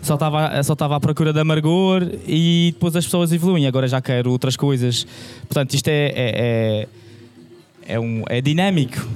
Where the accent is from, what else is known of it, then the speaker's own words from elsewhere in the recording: Madeira, Portugal; moved away; eu sou madeirense e quando vou à Madeira